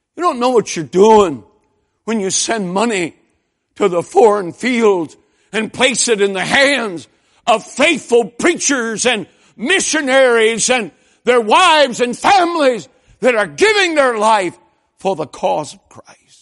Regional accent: Lansing, Michigan, United States; I grew up in a General Motors town. I mean, when those first Toyotas showed up in Lansing, Michigan

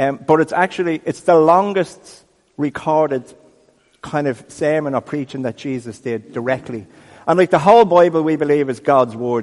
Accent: Dublin, Leinster, Ireland; We're from Ireland. I'm from Crumlin.

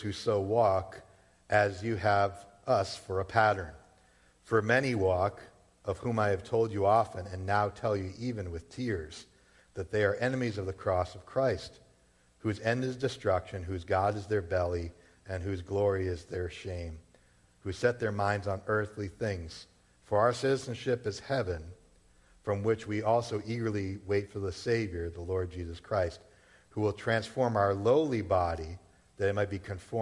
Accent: Massachusetts, United States; also born or lived in Rhode Island; born and raised in Massachusetts, all right? Been here my whole life except for maybe 3 years when I was down at Bible College in Rhode Island.

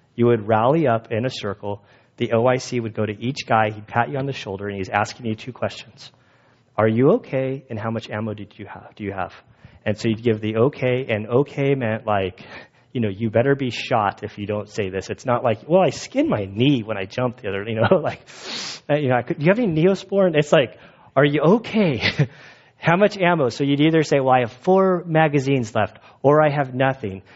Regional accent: California, United States; I'm from California

